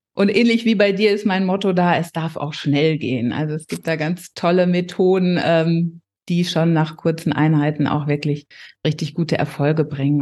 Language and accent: German; near Paderborn, North Rhine-Westphalia, Germany; 46 Jahre alt und ich komme aus der Nähe von Paderborn.